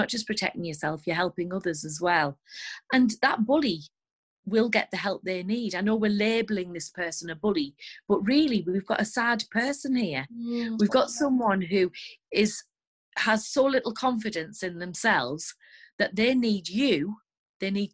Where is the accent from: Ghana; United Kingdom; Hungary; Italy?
United Kingdom; the north of England; accent: northern English; As you can probably tell by my accent, I live in the north of England